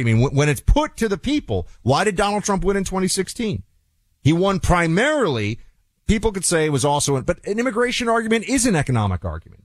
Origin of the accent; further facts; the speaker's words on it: New York City, New York, United States; in New York City, my, my hometown.